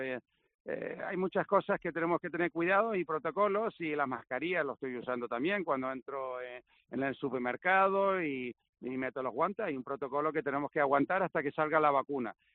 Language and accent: Spanish; Gran Canaria, Canary Islands, Spain; accent: Canarian; nací en Gran Canaria, en el 67. Entonces tengo una mezcla ahí rara, pero sinceramente es una mezcla sueca-inglesa, e pero pero me siento español, he vivido toda mi vida aquí